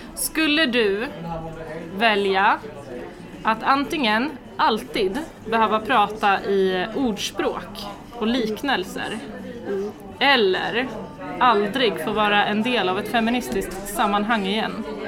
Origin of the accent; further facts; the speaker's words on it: Västerås, Västmanland, Sweden; jag är uppvuxen i Västerås och född och uppvuxen